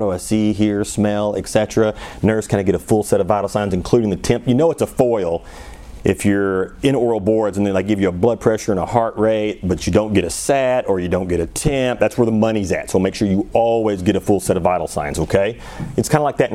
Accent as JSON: {"language": "English", "region": "Missouri", "country": "United States", "tie": "born or raised there", "moved": "yes", "lives_now": "Arizona, United States", "said": "I grew up in Missouri"}